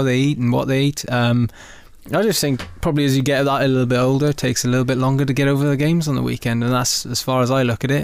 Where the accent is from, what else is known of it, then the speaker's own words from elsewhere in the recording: Caerphilly, Wales, United Kingdom; moved away as an adult; now in Exeter, United Kingdom; growing up in Wales, you play a lot of rugby.